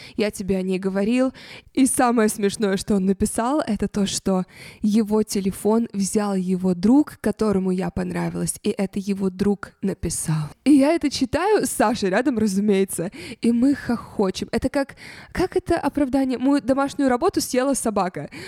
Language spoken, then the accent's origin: Russian; Russia; откуда я, я говорю, из России